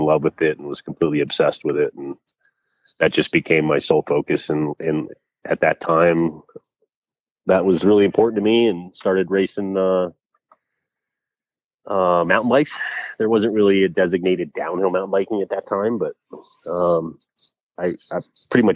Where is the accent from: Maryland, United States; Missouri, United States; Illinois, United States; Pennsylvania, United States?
Pennsylvania, United States; Huffs Church; Was born and raised in Huff's Church, Pennsylvania, which is in Berks County